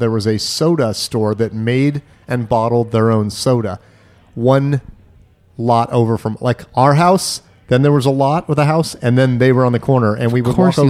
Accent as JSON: {"language": "English", "country": "United States", "tie": "born or raised there", "said": "As a child growing up in America"}